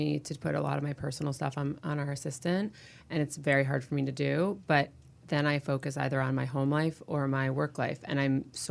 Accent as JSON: {"language": "English", "region": "Connecticut", "country": "United States", "also_born_or_lived": "New York", "moved": "yes", "lives_now": "Los Angeles, United States", "said": "I'm from Connecticut"}